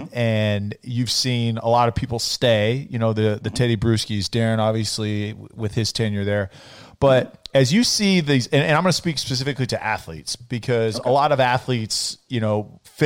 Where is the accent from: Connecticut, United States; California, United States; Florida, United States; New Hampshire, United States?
California, United States; moved away as an adult; also born or lived in Edmonton, Canada; I was from California